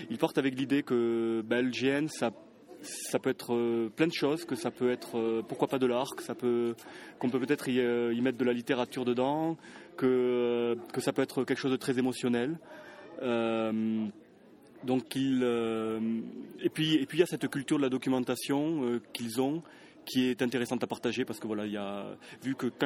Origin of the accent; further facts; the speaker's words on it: Toulouse, Occitania, France; alors toi, tu as un petit accent, hein Tu viens d'où je viens de Toulouse.